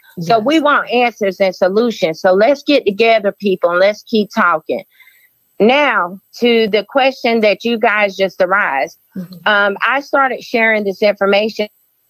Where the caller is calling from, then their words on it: Charlotte, North Carolina, United States; I'm calling from Charlotte, North Carolina.